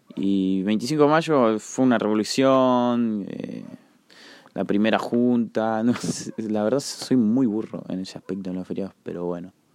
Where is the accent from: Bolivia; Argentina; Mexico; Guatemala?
Argentina; La Plata, Buenos Aires Province; soy de La Plata